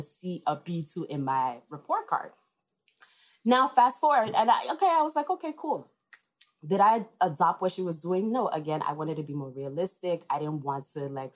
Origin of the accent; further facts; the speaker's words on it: Enugu, Enugu State, Nigeria; moved away as an adult; now in New York, United States; I was born here in New York, but I actually grew up in Enugu, Nigeria